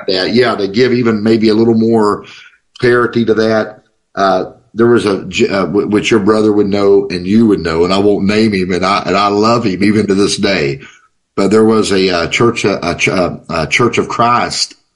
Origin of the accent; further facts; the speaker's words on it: United States; where I was raised at on Mavisdale Hill.